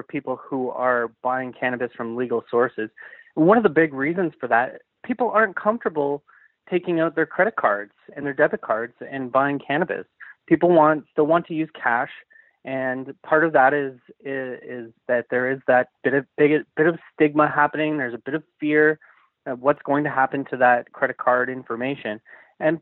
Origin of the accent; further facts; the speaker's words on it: Canada; I'm Canadian at heart